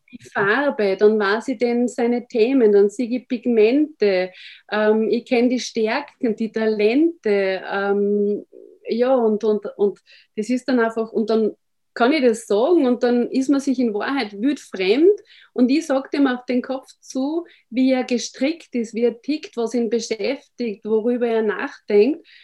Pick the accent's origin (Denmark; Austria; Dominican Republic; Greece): Austria; ich bin aus Österreich